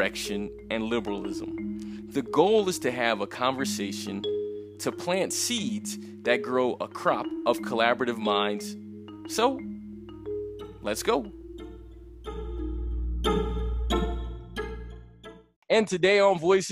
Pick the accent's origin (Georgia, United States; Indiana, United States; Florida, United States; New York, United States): New York, United States; moved away as an adult; now in Colombia; I'm originally from New York.